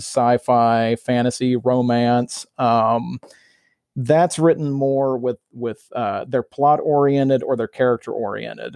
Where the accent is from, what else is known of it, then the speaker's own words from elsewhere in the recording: Mobile, Alabama, United States; moved away as an adult; also born or lived in Staten Island, New York; now in Pennsylvania, United States; I'm originally from Mobile, Alabama